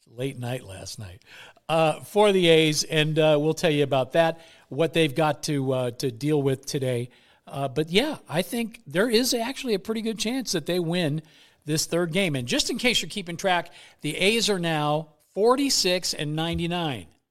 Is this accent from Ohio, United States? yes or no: no; East Bay, San Francisco Bay Area, California, United States; now in Las Vegas, United States; I'm from the Bay Area. I'm an East Bay kid. Moved to Las Vegas back in two thousand.